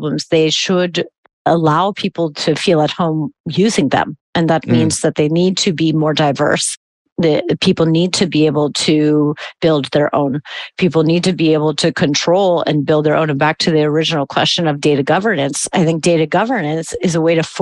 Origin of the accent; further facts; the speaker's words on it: United States; now in Germany; As an American